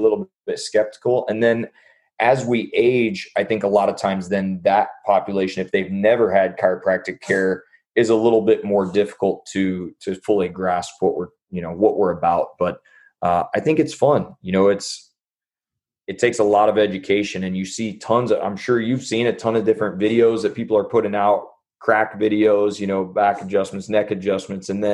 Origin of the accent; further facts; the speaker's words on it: Jacksonville, Illinois, United States; moved away as an adult; also born or lived in St. Louis, Missouri; now in Dallas, United States; I'm from Illinois, from Jacksonville, Illinois. And it's a small town outside of Springfield